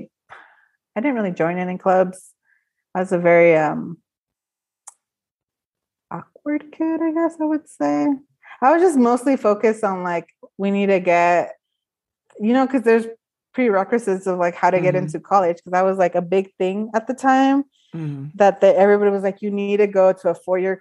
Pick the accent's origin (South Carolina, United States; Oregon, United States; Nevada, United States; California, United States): California, United States; Stockton; it's the place where I was born and raised.